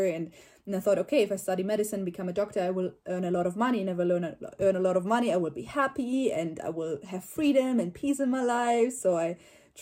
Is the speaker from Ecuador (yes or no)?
no; Germany; I'm from Germany